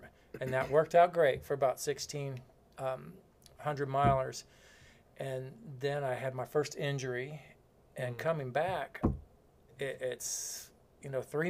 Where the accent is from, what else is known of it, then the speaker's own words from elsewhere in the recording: Florida, United States; I'm from Florida